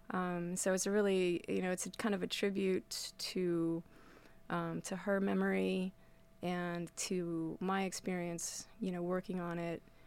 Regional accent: Winnemucca, Nevada, United States; now in Astoria, United States; growing up in Winnemucca

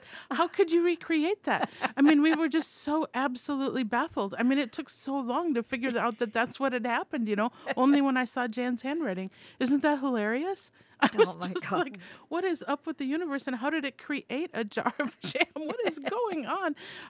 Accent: Minnesota, United States; moved away as an adult; when I moved here trying to find, and this is, you know, 30 years ago, trying to find prime beef, and I came from Minnesota.

